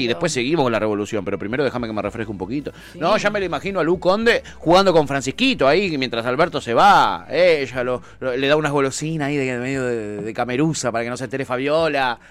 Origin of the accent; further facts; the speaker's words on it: Argentina; tu, acento, ¿de dónde sos? Eh, de Argentina